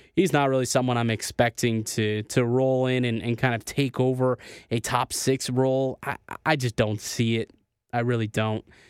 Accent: Niagara Falls, Ontario, Canada; moved away as an adult; now in Toronto, Canada; I'm from Niagara Falls. Uh, that's where I'm, uh, you know, born and raised

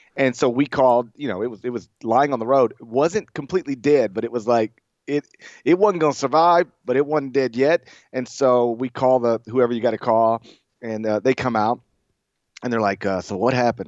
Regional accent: Mississippi, United States; I'm from Mississippi

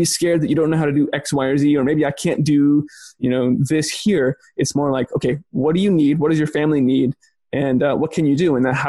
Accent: Texas, United States; Yeah, I mean, I'm from Texas, and we have that expression, you should bloom where you're planted.

